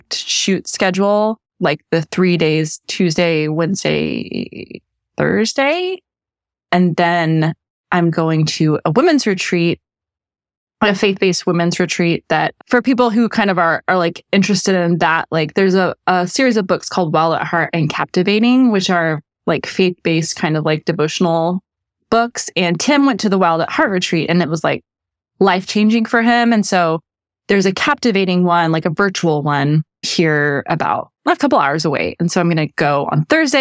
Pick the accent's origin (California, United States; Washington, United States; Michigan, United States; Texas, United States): Texas, United States; I'm from Texas. We don't do rodeo chic